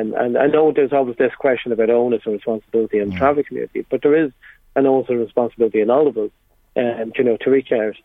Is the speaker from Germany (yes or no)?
no; Kells, County Meath, Ireland; I'm from Kells